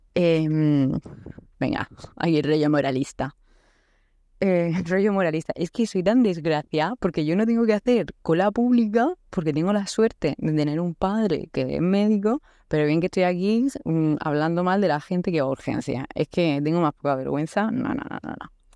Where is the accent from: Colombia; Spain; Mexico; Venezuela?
Spain; Murcia, Region of Murcia; also born or lived in Canada; Soy de Murcia